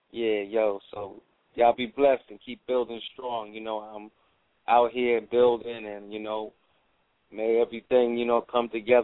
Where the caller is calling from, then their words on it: Fort Lauderdale, Florida, United States; I'm calling from Florida, Fort Lauderdale.